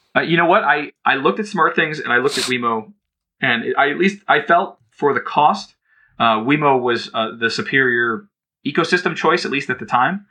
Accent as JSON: {"language": "English", "town": "Cleveland", "region": "Ohio", "country": "United States", "tie": "born or raised there", "said": "I grew up in Cleveland"}